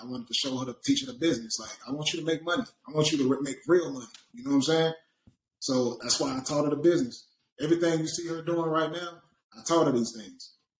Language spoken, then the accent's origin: English; the South, United States; And like I said, I'm from the South.